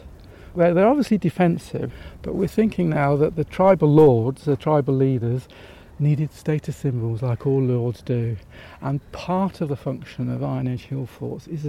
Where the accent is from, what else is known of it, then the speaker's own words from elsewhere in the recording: Coventry, West Midlands, United Kingdom; also born or lived in Malvern; I was born in Coventry, and my father came to this country. He's Polish.